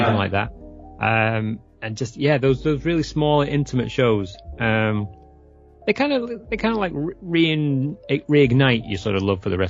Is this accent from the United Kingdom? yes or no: yes; England, United Kingdom; also born or lived in San Francisco area; now in San Francisco, United States; I'm originally from England